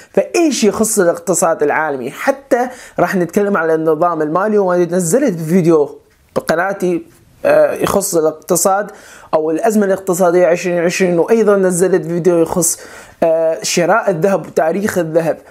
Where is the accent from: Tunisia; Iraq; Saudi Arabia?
Iraq; moved away as an adult; also born or lived in Turkey / Germany; أنا عراقي الجنسية